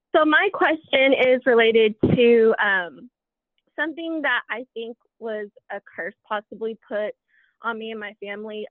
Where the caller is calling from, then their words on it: Lubbock, Texas, United States; I'm calling from Lubbock, Texas